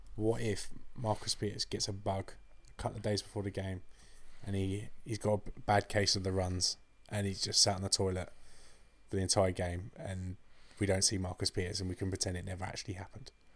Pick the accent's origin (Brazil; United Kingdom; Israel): United Kingdom; England